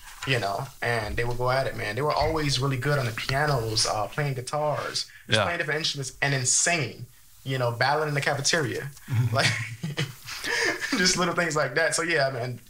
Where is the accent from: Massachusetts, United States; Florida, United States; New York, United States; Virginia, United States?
Florida, United States; Miami; also born or lived in Jamaica; I grew up in Miami. Now this may get a little funny, but between the ages of 0 and 8 months, somehow I ended up in Jamaica. and I spent, I want to say, maybe 5 to 7 years of my life there.